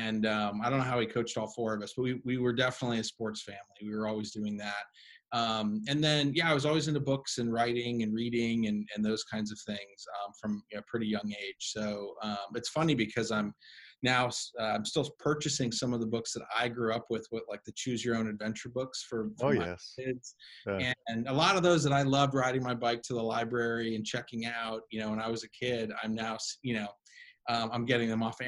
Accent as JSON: {"language": "English", "town": "Cleveland", "region": "Ohio", "country": "United States", "tie": "born or raised there", "said": "That's right. Yeah, I'm a Cleveland kid. Those are all my sports teams. I got a lot of family back there. Both my parents are from there. So yeah, that's still my hometown."}